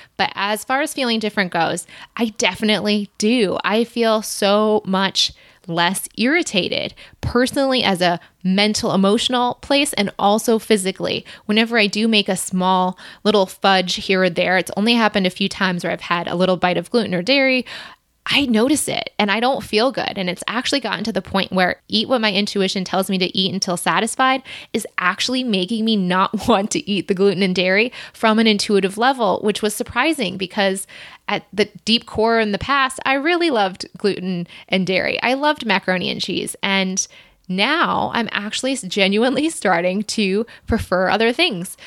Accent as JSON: {"language": "English", "region": "Michigan", "country": "United States", "tie": "born or raised there", "also_born_or_lived": "Ohio / Chicago", "moved": "as an adult", "said": "we grew up in Ohio and then moved to Michigan when I was eight. I stayed there until I went to the University of Michigan and then moved off to Chicago."}